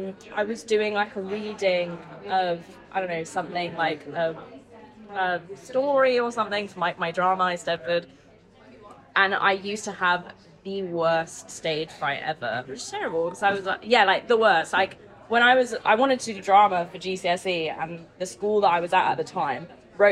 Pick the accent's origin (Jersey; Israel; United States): Jersey; because I'm from Jersey, and so there's this thing called the Eisteddfod